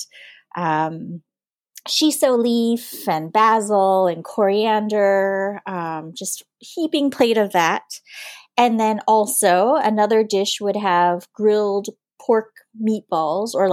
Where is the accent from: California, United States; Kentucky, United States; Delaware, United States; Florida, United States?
California, United States; Huntington Beach; first language English; moved away as an adult; now in Hanoi, Vietnam; I was born and I grew up in Southern California, just south of Los Angeles is an area called Orange County